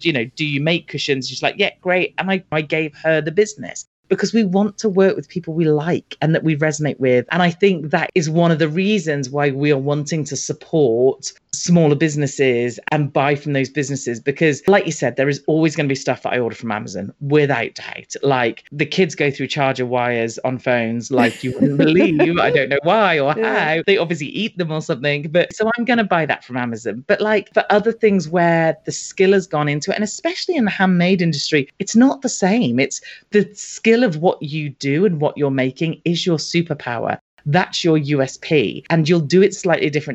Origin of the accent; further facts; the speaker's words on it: United Kingdom; I'm British